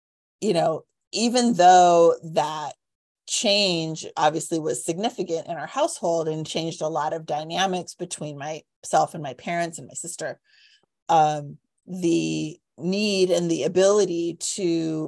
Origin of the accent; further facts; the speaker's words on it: Cupertino, California, United States; Growing up in Cupertino, it's very funny.